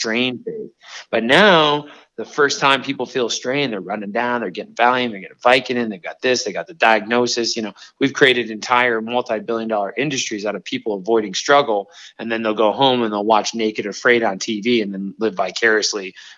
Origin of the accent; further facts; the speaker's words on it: Miami, Florida, United States; But now I grew up in Liberty City and I had nothing. I was killed with gang violence and all these things and overcame.